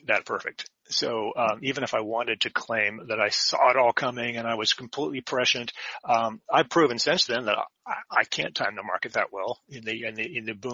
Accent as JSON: {"language": "English", "area": "Silicon Valley", "region": "California", "country": "United States", "tie": "born or raised there", "said": "I was raised in Silicon Valley"}